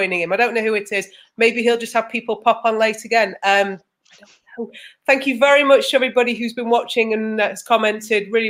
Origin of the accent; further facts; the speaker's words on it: England, United Kingdom; I'm saying this as an English person